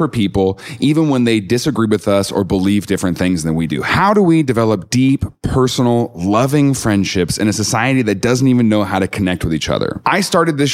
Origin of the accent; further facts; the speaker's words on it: the Bible Belt, United States; I grew up in the Bible Belt